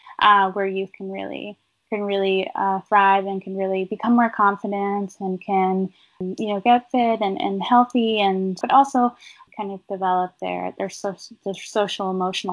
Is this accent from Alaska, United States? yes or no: yes; Alaska, United States; moved away; I grew up in Alaska